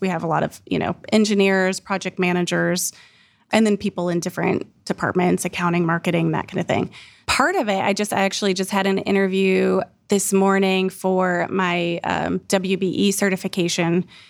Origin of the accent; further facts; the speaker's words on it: Bellefontaine, Ohio, United States; now in Columbus, United States; I grew up in Bell Fountain, Ohio.